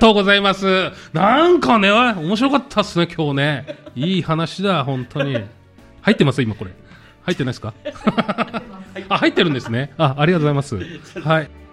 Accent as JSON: {"language": "Japanese", "region": "Saitama", "country": "Japan", "tie": "born or raised there", "said": "もうもちろん埼玉県なんです"}